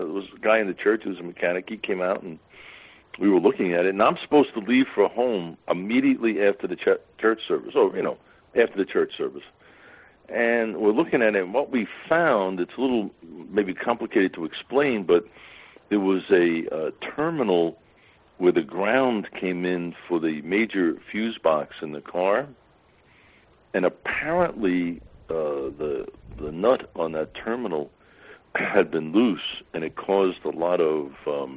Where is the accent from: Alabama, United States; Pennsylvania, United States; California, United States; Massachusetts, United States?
Pennsylvania, United States; I'm from Pennsylvania